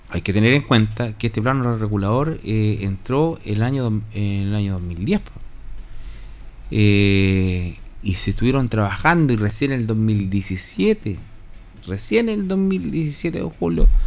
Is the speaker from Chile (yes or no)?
yes; Hierbas Buenas, Maule, Chile; Oh, yo soy de, de Hierbas Buenas, yo soy de Villalero, vengo a hacer...